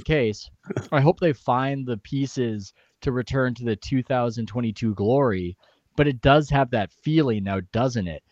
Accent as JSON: {"language": "English", "town": "San Diego", "region": "California", "country": "United States", "said": "I'm from San Diego"}